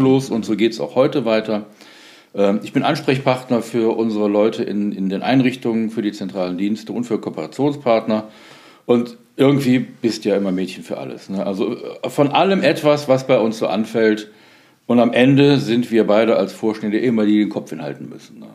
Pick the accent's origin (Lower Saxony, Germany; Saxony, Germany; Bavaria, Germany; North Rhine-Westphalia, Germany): North Rhine-Westphalia, Germany; Solingen; also born or lived in Wuppertal; ich bin 1965 geboren in Solingen, da wo die Messer herkommen. Ja. Da bin ich auch aufgewachsen